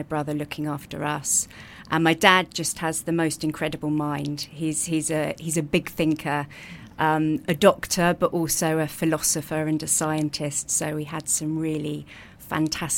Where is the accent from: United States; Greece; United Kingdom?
United Kingdom; Brighton, South East England; I grew up in Brighton, which I understand is quite unusual.